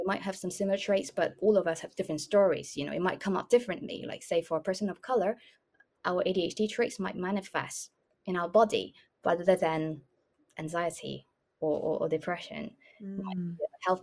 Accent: Malaysia; moved away; I grew up in Malaysia

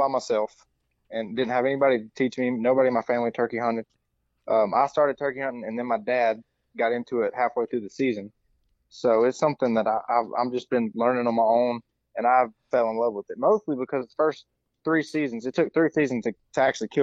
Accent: Mississippi, United States; I'm from Mississippi.

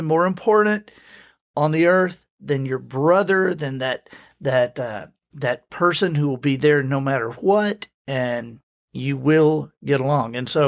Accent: Alabama, United States; And so I grew up moving around Alabama.

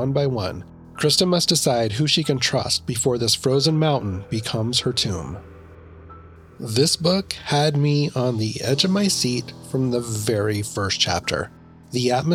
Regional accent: Idaho, United States; I grew up in Idaho, and we would go snowmobiling

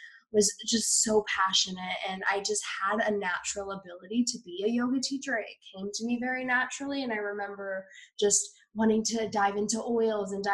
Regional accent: Iowa, United States; moved away; growing up in Iowa

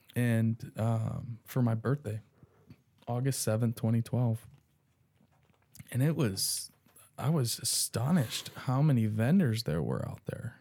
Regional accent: Dayton, Ohio, United States; I was born in Dayton

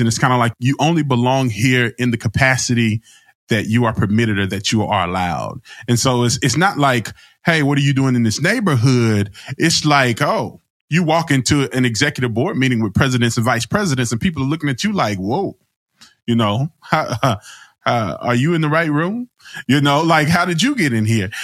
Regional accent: Alabama, United States; I'm from Alabama

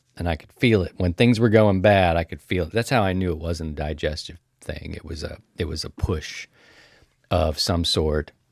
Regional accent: Maryland, United States; moved away; my home state

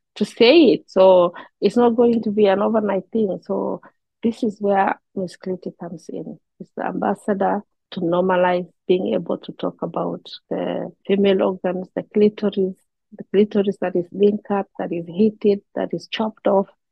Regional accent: Kenya; moved away as an adult; now in Canada; I am from Kenya. I have been in Canada for the last four years

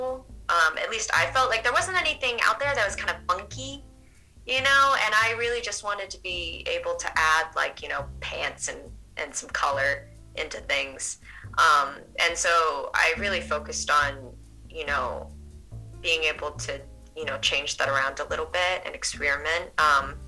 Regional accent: New Hampshire, United States; moved away as an adult; now in Portland, United States; I didn't grow up in Portland. I grew up in New Hampshire, so not too far.

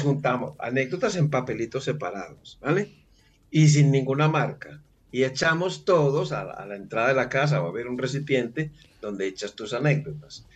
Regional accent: Medellín, Antioquia, Colombia; Yo soy colombiano. Ok. Eh, y estoy ahora precisamente en Colombia, en mi ciudad que es Medellín.

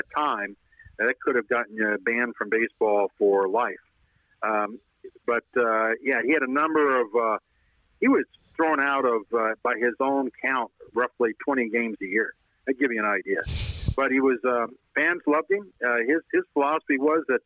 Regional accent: Los Angeles, California, United States; I grew up in Los Angeles

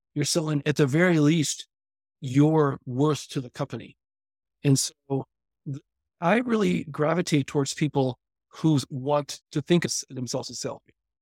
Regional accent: California, United States; I grew up in California

